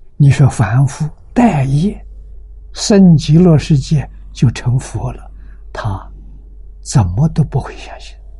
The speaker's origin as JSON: {"language": "Chinese", "country": "China", "said": "我们中国人"}